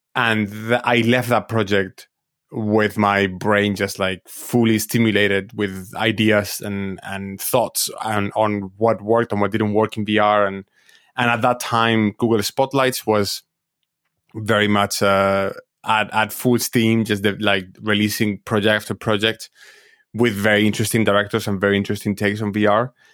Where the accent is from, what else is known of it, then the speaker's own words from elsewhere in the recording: Madrid, Community of Madrid, Spain; I'm, I'm originally from Spain, from, I, I was born in Madrid and I grew up in Madrid.